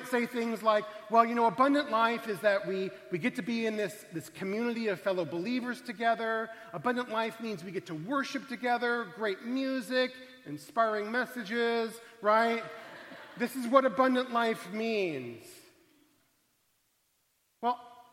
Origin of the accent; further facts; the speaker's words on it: Arizona, United States; I come from Arizona, a state that has marine biology courses in the middle of the desert